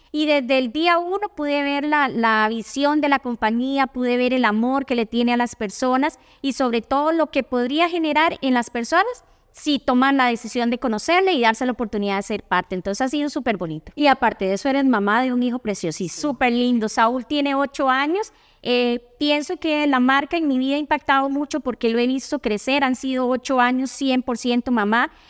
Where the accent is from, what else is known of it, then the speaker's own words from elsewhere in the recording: Puntarenas, Costa Rica; born there; now in San José, Costa Rica; soy porteña. Hace mucho tiempo eh, dejé Punta Arenas, pero ahí nací. He vivido siempre en San José